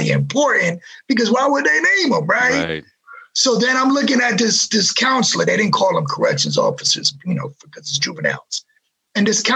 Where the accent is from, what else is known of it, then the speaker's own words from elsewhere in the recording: New York City, New York, United States; growing up in New York City during this torrid, horrible representation of poverty, degradation, drugs, crime, and no one cared about us